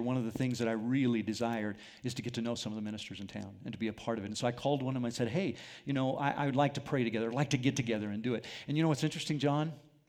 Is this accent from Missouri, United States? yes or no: no; Albuquerque, New Mexico, United States; moved away; also born or lived in Phoenix, Arizona; I grew up in Albuquerque, AAA team of the Los Angeles Dodgers. I was a Dodgers fan growing up.